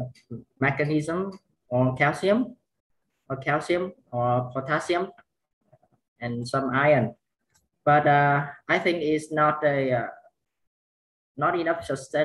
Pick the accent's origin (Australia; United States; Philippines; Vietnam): Vietnam; I'm from Vietnam